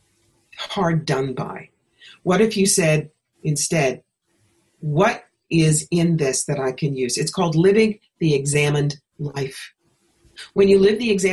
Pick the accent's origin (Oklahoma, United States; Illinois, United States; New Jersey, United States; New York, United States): New York, United States; moved away as an adult; also born or lived in Atlanta; I was living in Atlanta at the time, and I'm from New York. As I say here, I'm not a magnolia. I'm a bagel. I really needed to be back home.